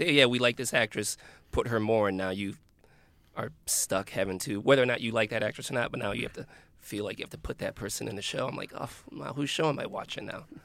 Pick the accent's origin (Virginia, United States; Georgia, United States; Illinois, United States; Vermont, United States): Illinois, United States; Chicago; I'm from Chicago